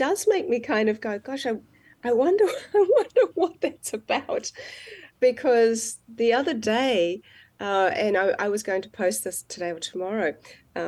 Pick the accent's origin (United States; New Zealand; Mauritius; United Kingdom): New Zealand; I'm from New Zealand